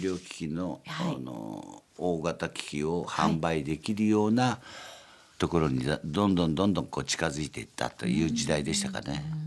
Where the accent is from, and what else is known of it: Ota, Gunma, Japan; born or raised there; also born or lived in Kyoto